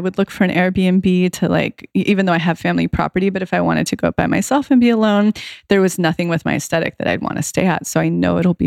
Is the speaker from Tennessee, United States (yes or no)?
no; right outside of Yosemite, California, United States; moved away; my hometown, which is right outside of Yosemite